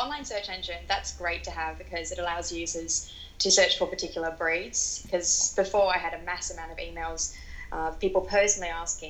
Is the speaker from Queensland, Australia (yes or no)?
no; Sydney, New South Wales, Australia; born there; I wasn't born in New Zealand. I was born in Sydney, but my dad's work kind of had us traveling around a fair bit.